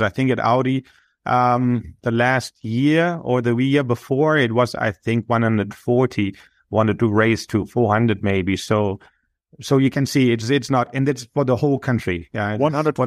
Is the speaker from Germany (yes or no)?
yes; Germany; moved away; I'm originally from Germany